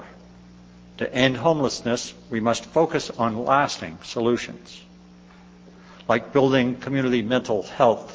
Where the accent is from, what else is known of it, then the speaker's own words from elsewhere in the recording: Gloucester, Massachusetts, United States; In Gloucester, Massachusetts, my hometown